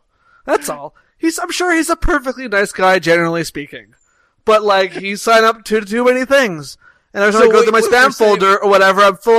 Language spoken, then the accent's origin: English; Canada; this is the wonder of being Canadian.